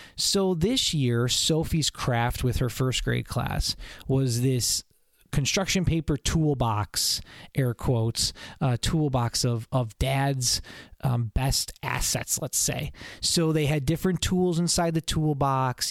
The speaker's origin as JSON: {"language": "English", "town": "Buffalo", "region": "New York", "country": "United States", "tie": "born or raised there", "lives_now": "Syracuse, United States", "said": "where I grew up in Buffalo"}